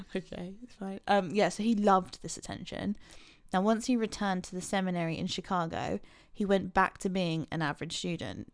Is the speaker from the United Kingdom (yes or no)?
yes; England, United Kingdom; we're English